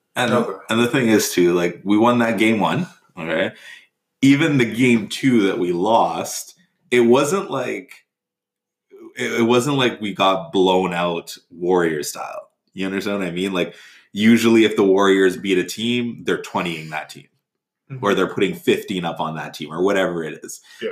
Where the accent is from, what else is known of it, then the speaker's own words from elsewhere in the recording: Toronto, Ontario, Canada; we're all from Toronto